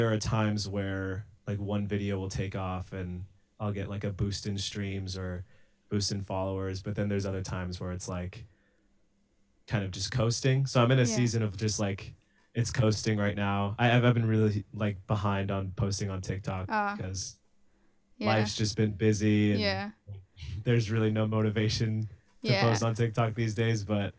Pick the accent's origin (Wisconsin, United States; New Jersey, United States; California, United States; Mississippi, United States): California, United States; Los Angeles; Los Angeles.